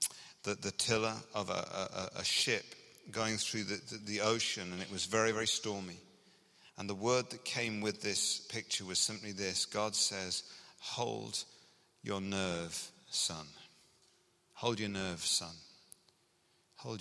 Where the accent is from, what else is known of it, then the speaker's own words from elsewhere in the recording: England, United Kingdom; now in Scotland, United Kingdom; as you can hear from my accent, I grew up in England